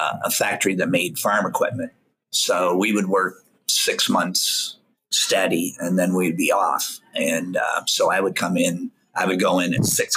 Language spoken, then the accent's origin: English; South Bend, Indiana, United States; Born and raised in South Bend, out by the airport